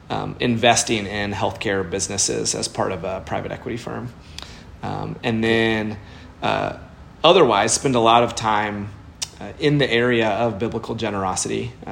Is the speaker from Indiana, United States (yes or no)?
yes; Indianapolis, Indiana, United States; also born or lived in Chicago / Boston; now in Nashville, United States; I grew up in Indianapolis.